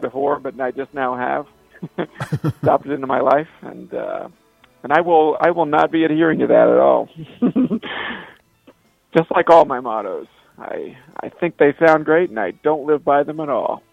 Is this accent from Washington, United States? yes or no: no; Cincinnati, Ohio, United States; I grew up around Cincinnati